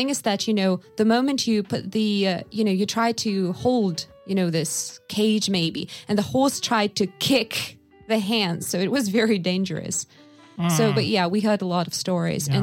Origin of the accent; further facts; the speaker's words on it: Yakutia, Sakha Republic, Russia; growing up in Yakutia